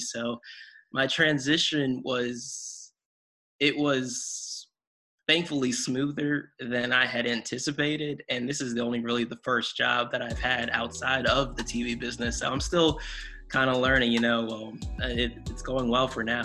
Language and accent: English; Connecticut, United States; moved away as an adult; also born or lived in North Carolina / Nebraska; I'm from Connecticut